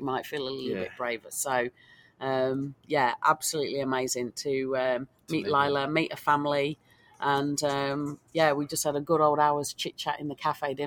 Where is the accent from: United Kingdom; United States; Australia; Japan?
Australia; we're from Australia